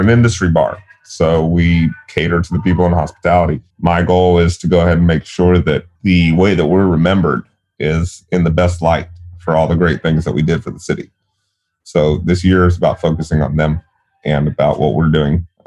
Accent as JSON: {"language": "English", "town": "Waco", "region": "Texas", "country": "United States", "tie": "born or raised there", "moved": "yes", "said": "my hometown of Waco"}